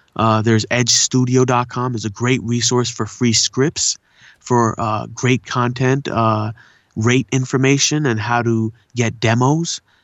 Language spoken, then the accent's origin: English; La Puente, California, United States; also born or lived in India / Pomona; I was born in India, but I was raised in, uh, you know, La Puente and Pomona area